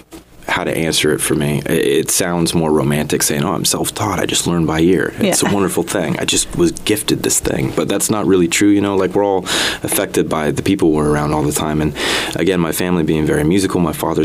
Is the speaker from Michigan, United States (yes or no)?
no; Lompoc, California, United States; also born or lived in Connecticut; I'm from Connecticut originally, but I moved out to the Central Coast of Lompoc specifically when I was a kid. So I would say I'm a Central Coast boy